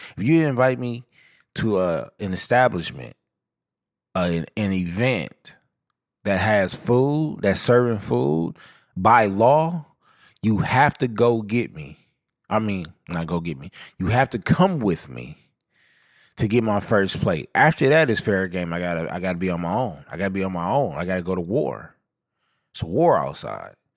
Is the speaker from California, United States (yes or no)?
yes; Southern California, United States; I come from Southern California